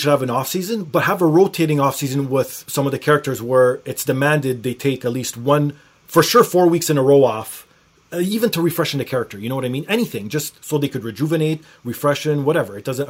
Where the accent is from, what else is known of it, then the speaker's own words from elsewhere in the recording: Canada; I felt pride as being a Canadian.